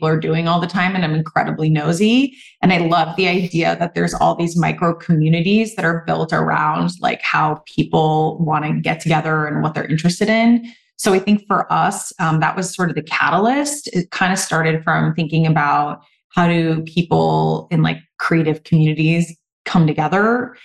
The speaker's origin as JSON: {"language": "English", "region": "Southern California", "country": "United States", "tie": "born or raised there", "moved": "yes", "lives_now": "Boston, United States", "said": "I'm from Southern California"}